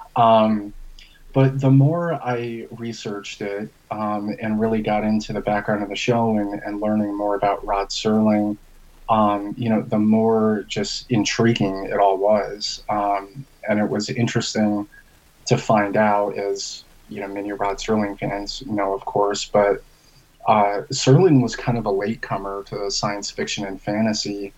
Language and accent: English; Albany, New York, United States; moved away as an adult; also born or lived in Kentucky; now in Tempe, United States; I actually am originally from upstate New York